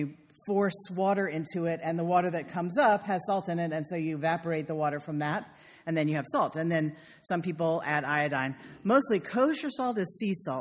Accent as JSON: {"language": "English", "country": "United States", "said": "I'm from Carolina"}